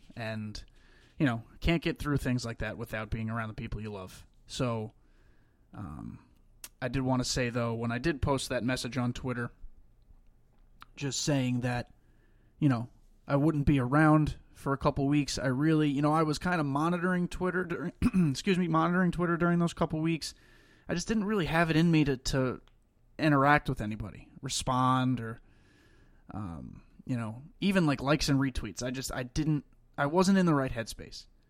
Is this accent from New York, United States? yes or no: yes; Long Island, New York, United States; moved away; I'm from Long Island. I was raised on Long Island